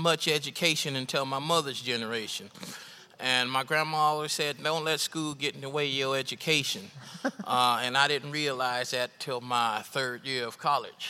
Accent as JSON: {"language": "English", "town": "Los Angeles", "region": "California", "country": "United States", "tie": "born or raised there", "also_born_or_lived": "New York", "moved": "as an adult", "lives_now": "New York City, United States", "said": "South Central is where I'm from. I went to school in Watts"}